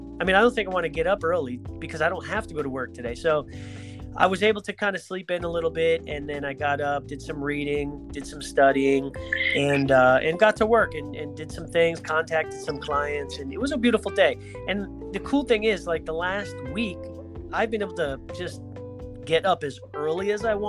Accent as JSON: {"language": "English", "town": "Greenwich", "region": "Connecticut", "country": "United States", "tie": "born or raised there", "said": "I grew up in Greenwich."}